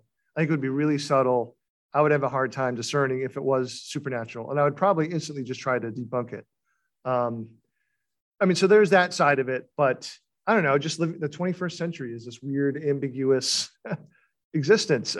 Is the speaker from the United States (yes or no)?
yes; Beverly, Massachusetts, United States; the town I grew up in Beverly